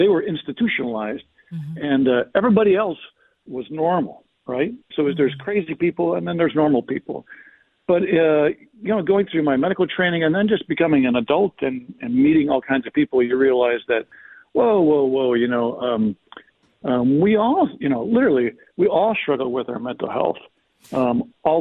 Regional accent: Chicago, Illinois, United States; I grew up in Chicago, and my dad didn't go to church

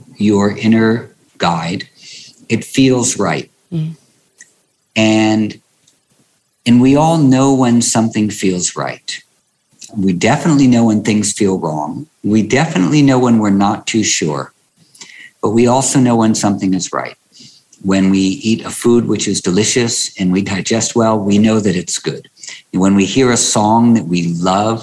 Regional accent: New York City, New York, United States; I grew up in New York City in Greenwich Village

